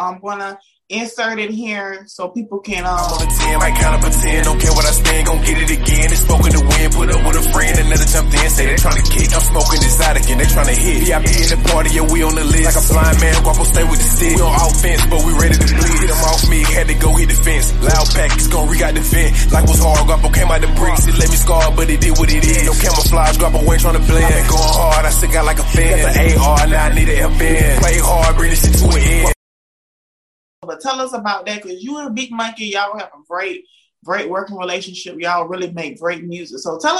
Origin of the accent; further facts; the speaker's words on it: Southern US, United States; because I know growing up in the South, like, I thought, like, the best rappers alive were … and ….